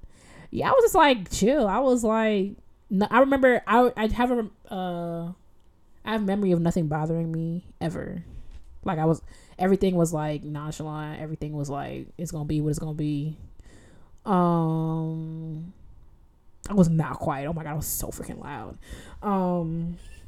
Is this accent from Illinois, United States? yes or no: yes; Evanston, Illinois, United States; now in Rochester, United States; I grew up in Evanston, which is a suburb on the border of on the northern border of Chicago